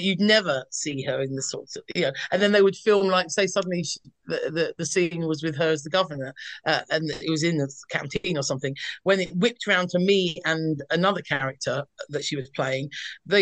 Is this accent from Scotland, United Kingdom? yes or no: no; London, United Kingdom; moved away as an adult; now in North of England, United Kingdom; I come from South East London, and at this point I had moved to up north where I live now.